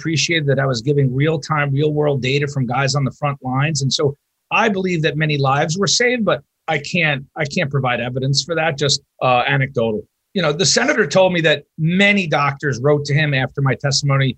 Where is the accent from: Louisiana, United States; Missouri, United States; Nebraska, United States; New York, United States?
New York, United States; now in Wisconsin, United States; I'm from New York. I know every ICU director in New York